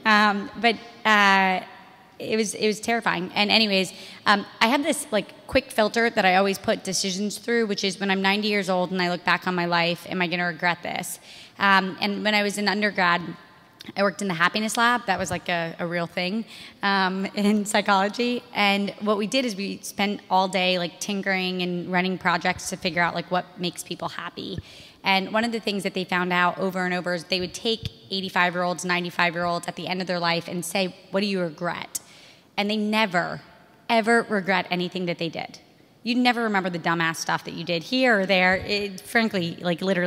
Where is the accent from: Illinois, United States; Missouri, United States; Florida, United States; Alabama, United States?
Florida, United States; moved away as an adult; I grew up in Florida